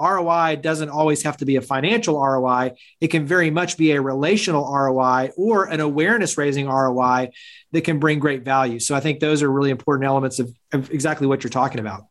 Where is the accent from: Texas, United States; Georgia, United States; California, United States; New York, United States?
Texas, United States; Fort Worth; I grew up in the Dallas Fort Worth area. So, it's like Weatherford and, and Fort Worth